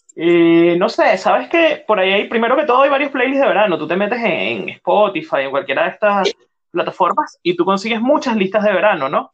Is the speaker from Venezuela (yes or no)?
yes; Venezuela; soy venezolano y estoy en el hemisferio norte.